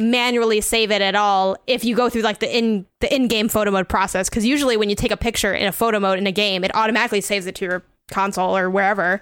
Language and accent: English; United States; I'm not from Mexico, I'm from the U S, but my dad's from Mexico